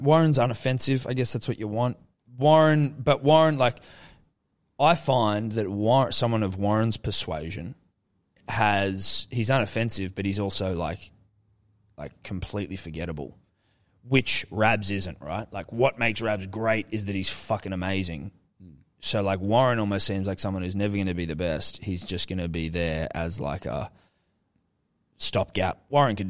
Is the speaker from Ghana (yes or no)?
yes; Ghana; So I'm a Ghanaian man.